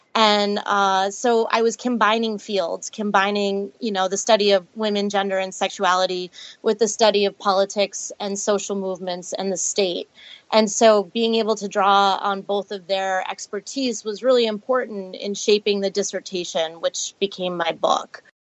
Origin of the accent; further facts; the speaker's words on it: Andover, Massachusetts, United States; I grew up in Andover, Massachusetts